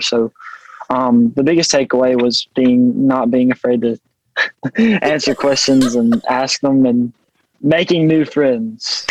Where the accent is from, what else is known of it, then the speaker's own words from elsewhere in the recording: Thorsby, Alabama, United States; Thorsby, Alabama